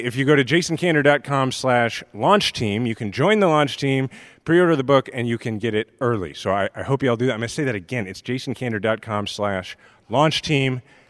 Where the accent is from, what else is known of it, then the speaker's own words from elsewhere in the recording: Kansas City, Missouri, United States; I'm from Kansas City, Missouri.